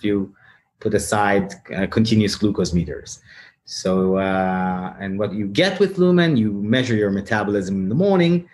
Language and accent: English; Tel Aviv, Tel Aviv District, Israel; my hometown is Tel Aviv